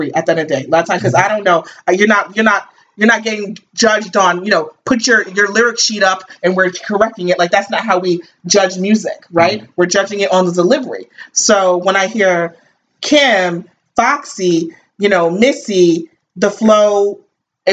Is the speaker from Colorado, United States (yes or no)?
no; New York City, New York, United States; moved away; also born or lived in New Jersey; we were little, we grew up in Brooklyn and then moved to Jersey later.